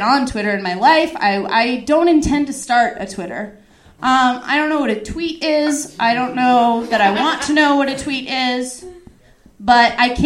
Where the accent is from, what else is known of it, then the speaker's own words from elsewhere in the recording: Simi Valley, California, United States; my hometown